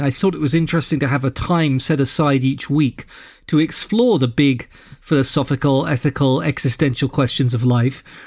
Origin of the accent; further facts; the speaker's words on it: London, United Kingdom; moved away as an adult; also born or lived in Boston, Massachusetts; now in Saint Louis, United States; So I'm from London, England. where I was born and grew up, but I live in Saint Louis, Missouri now